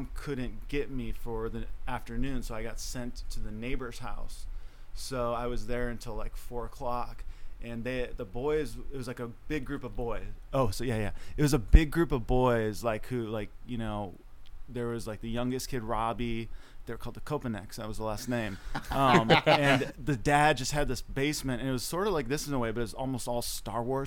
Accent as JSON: {"language": "English", "town": "Chicago", "region": "Illinois", "country": "United States", "tie": "born or raised there", "said": "we grew up in the Chicago area"}